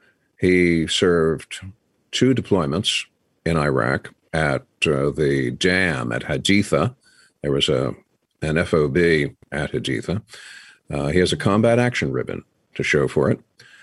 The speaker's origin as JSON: {"language": "English", "region": "Pennsylvania", "country": "United States", "tie": "born or raised there", "said": "I'm a Yankee from Yankee land. I was raised in Pennsylvania, and quite literally at my grandmother's knee"}